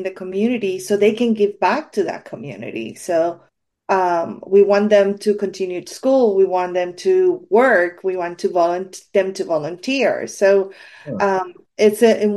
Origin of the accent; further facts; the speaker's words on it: Puerto Rico; I'm from Puerto Rico.